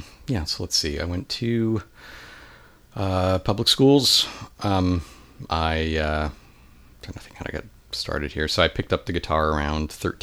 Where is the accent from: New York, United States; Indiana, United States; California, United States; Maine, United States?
California, United States; El Cajon; moved away as an adult; also born or lived in England / Santa Barbara; now in San Francisco, United States; So I grew up in El Cajon, which is East County in San Diego. And I lived there for most of my early life. I lived for a year in England.